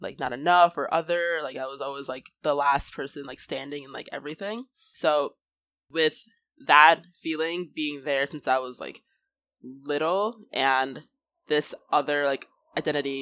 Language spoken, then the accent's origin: English; United States; me being, like, Nigerian and American